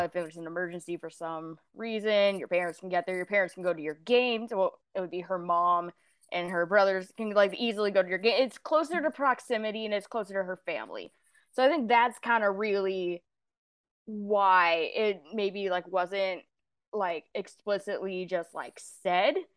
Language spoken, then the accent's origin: English; Houston, Texas, United States; it's also my hometown. It's where I was born, where I was raised, uh, where I lived until I went off to college, where I live now